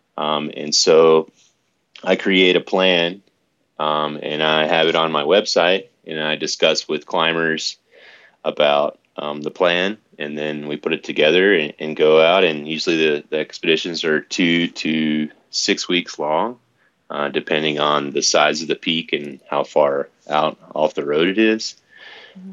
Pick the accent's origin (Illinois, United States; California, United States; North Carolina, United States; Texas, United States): North Carolina, United States; Laurinburg; I was born on the East Coast in Laurinburg, North Carolina, which is uh, really close to nowhere